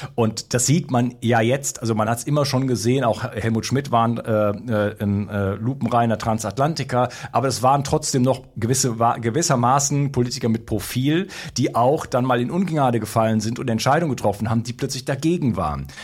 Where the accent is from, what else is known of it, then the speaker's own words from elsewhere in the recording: Germany; moved away as an adult; also born or lived in Spain; now in France; habe mich auch lange noch als Deutscher identifiziert